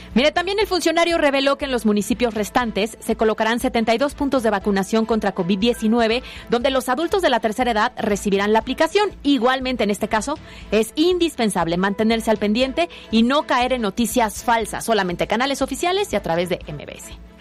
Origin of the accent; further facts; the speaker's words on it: Puebla, Mexico; 100% poblanas.